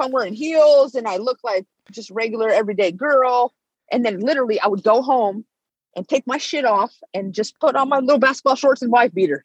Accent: Bay Area, Northern California, United States; moved away as an adult; now in Las Vegas, United States; I'm from Northern California, the Bay Area

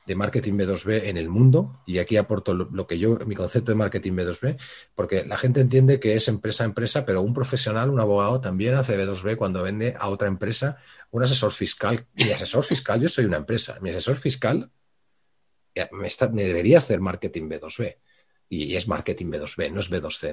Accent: Balearic Islands, Spain; aquí en Baleares, que es de donde estoy, de donde soy y estoy

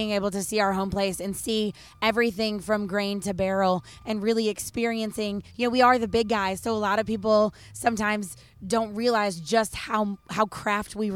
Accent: Western New York, United States; now in Kentucky, United States; I'm actually a Yankee by birth. So I was born in Western New York. So I always like to say I have the southern charm with the New York attitude

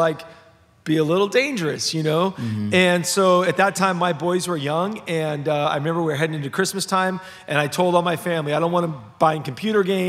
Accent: Los Angeles, California, United States; So I was raised in Los Angeles. I was like the definition of a city kid

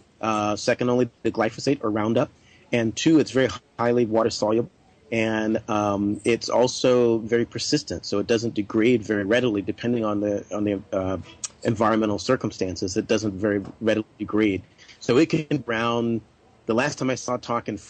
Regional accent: South Carolina, United States; now in California, United States; I grew up in South Carolina

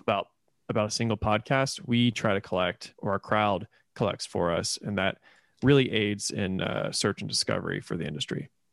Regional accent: Indiana, United States; moved away as an adult; also born or lived in Florida / Louisville, Kentucky; now in Oklahoma City, United States; I was born in Florida, uh, but I grew up in Indiana, so I kind of identify as a Hoosier

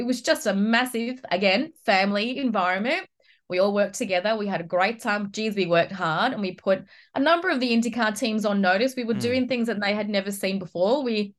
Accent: Australia; As far as an Aussie, yeah, we've got Will, but we don't really have many other options at the moment.

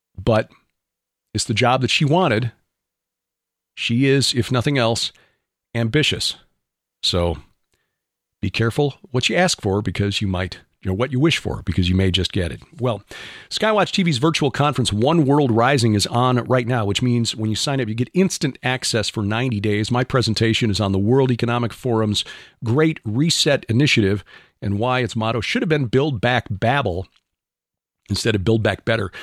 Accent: Chicago, Illinois, United States; I'm from Chicago.

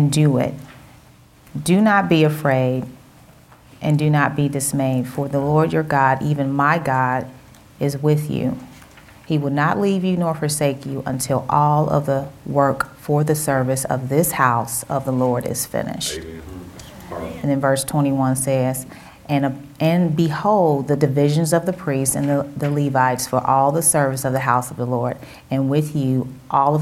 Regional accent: Cincinnati, Ohio, United States; accent: Southern; Now, I'm from Cincinnati, but I tend to have an accent sometimes. You know, my family is from Mississippi, so I'm believing that's where it comes from

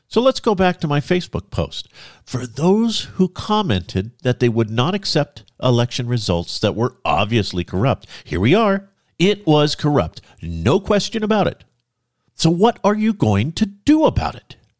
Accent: Central California, United States; moved away as an adult; also born or lived in Oregon; now in North Idaho, United States; My wife and I were both born and raised in Central California

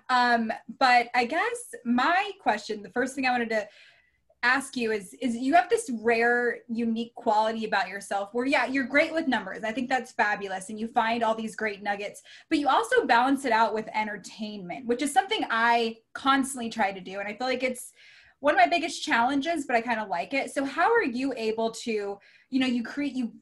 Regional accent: Baltimore, Maryland, United States; I was born in Baltimore

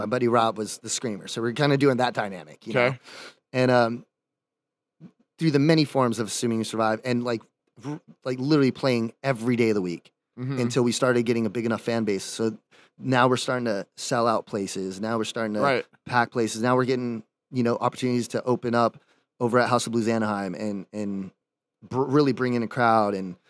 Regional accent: Dominican Republic; now in California, United States; I moved to California, which is like the goal. Because like growing up in the Dominican Republic, watching MTV, seeing all these bands and Warped Tour and stuff.

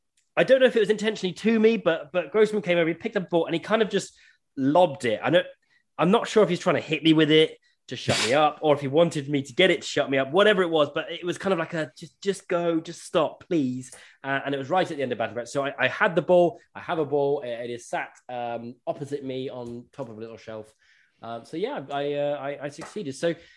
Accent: United Kingdom; being British

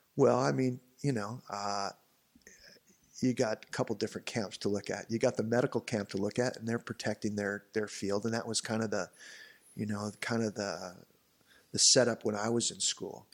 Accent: Newport Beach, California, United States; growing up in Newport

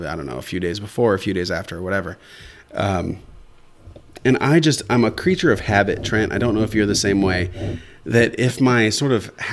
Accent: Central Illinois, United States; I'm born and raised in Central Illinois

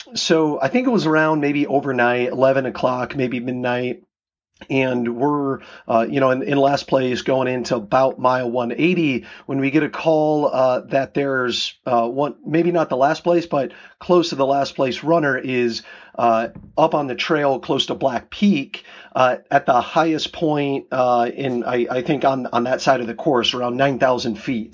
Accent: Iowa, United States; now in Seattle, United States; I grew up in Iowa and moving out here to Washington

